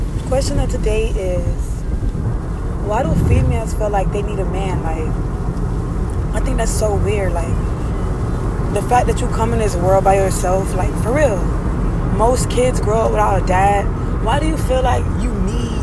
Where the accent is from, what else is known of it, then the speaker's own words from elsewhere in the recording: Miami, Florida, United States; I'm from Miami